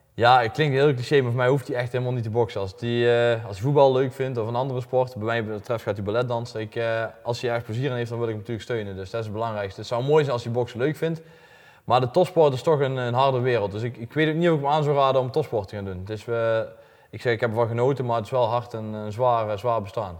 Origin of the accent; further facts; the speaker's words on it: Elsendorp, North Brabant, Netherlands; Ik kom uit Elsnorp, klein dorpje bij Gemert